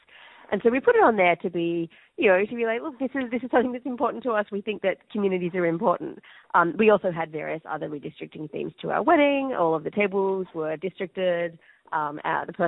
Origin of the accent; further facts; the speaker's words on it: Australia; moved away as an adult; also born or lived in New York; now in United States; go back to Australia